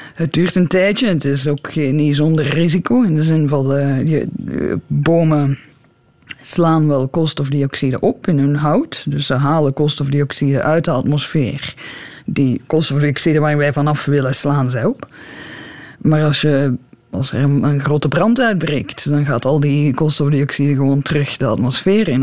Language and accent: Dutch; Belgium; moved away as an adult; also born or lived in Brussels; now in Tucson, United States; als Belg